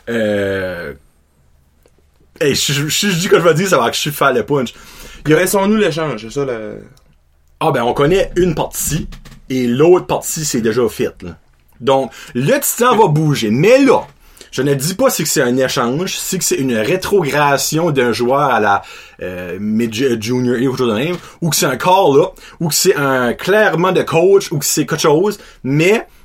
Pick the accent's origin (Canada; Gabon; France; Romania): Canada; Châteauguay, Quebec; je viens de Châteauguay au Québec